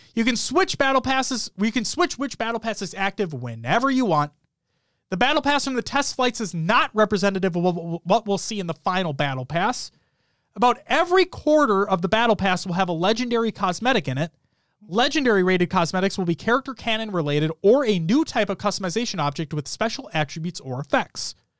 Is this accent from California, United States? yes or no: no; Minnesota, United States; accent: Minnesotan; My Minnesotan accent's coming out now hard.